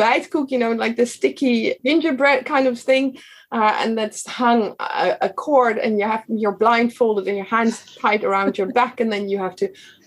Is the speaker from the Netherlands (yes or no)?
yes; The Hague, South Holland, Netherlands; I'm from The Hague